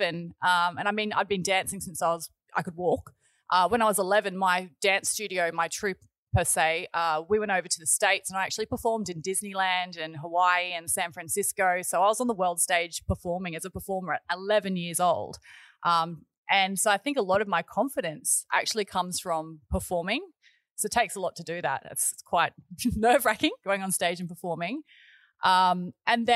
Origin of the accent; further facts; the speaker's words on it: Gold Coast, Queensland, Australia; also born or lived in Wollongong, New South Wales; I was born and bred in Wollongong, and we moved to the Gold Coast when I was about seven. My family purchased a tourist park up here on the Tweed River, and we moved up to the Gold Coast then. So I've been here ever since I was seven